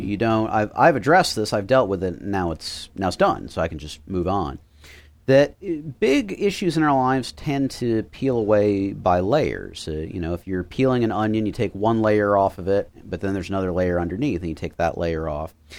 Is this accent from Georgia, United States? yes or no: no; Miami, Florida, United States; I grew up in Miami